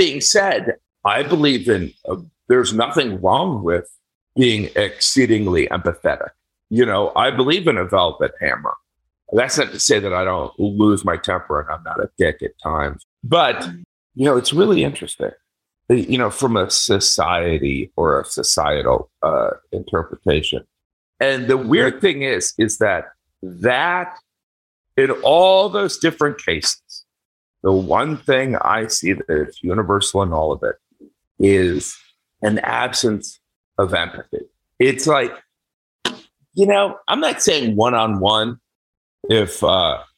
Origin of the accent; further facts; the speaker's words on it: Indiana, United States; moved away; me growing up in Indiana